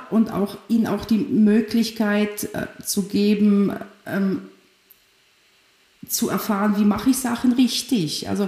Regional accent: Germany; also born or lived in Poland; ich bin in Polen geboren, ähm, bin dann mit zehn Jahren mit meiner Familie nach Deutschland aufgewachsen

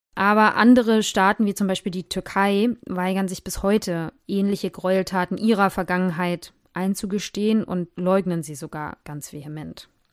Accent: Germany; hier bei uns in Deutschland

